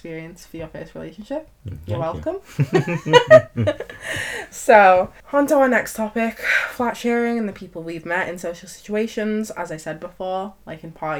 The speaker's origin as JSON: {"language": "English", "town": "Knowsley", "region": "North West England", "country": "United Kingdom", "said": "I'm from the area, Knowsley/Merseyside"}